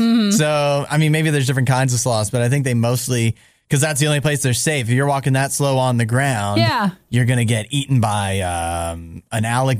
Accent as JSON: {"language": "English", "country": "Canada", "said": "I'm a Canadian, so every time I see somebody from Canada in like American news"}